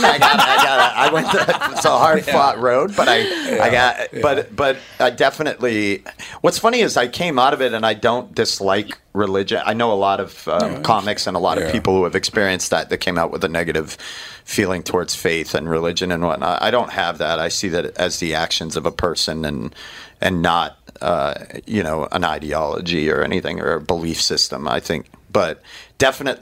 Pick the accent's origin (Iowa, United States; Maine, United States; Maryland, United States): Maine, United States; I grew up in Maine, which is super hyper masculine